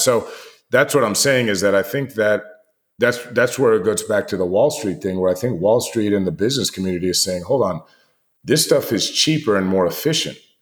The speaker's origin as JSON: {"language": "English", "country": "United States", "tie": "born or raised there", "said": "you and I grew up with here in the United States"}